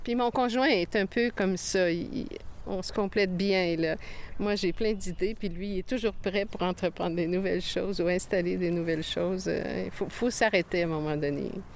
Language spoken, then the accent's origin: French; Quebec City, Quebec, Canada; now in Saint-Jacques-le-Mineur, Canada; même si j'ai été élevée à Québec, dans la ville de Québec